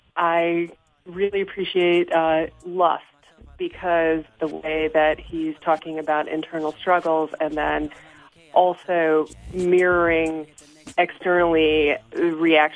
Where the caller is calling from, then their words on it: Fredonia, New York, United States; I am calling from Fredonia, New York.